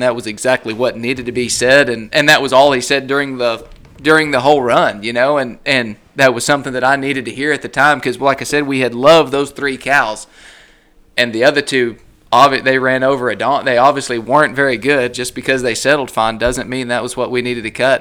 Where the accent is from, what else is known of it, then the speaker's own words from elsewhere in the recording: Spearman, Texas, United States; moved away; growing up in the Panhandle